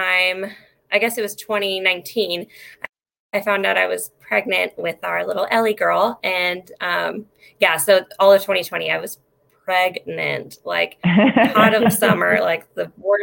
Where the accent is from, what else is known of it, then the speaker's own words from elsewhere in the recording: Mexico, Missouri, United States; also born or lived in California; I have lived in Mexico, Missouri for most of my life. I moved here from California when I was about 7